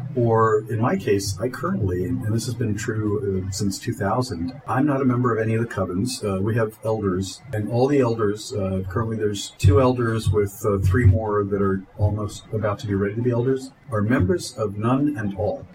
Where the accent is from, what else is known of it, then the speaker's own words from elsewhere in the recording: Delaware, United States; I'm from I'm from Delaware. I've been in Delaware since I was 13 years old